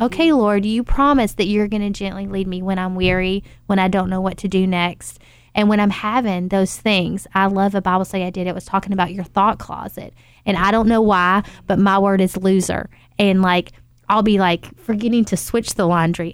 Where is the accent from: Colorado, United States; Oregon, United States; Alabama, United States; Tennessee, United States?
Tennessee, United States; now in Louisville, United States; I'm from Tennessee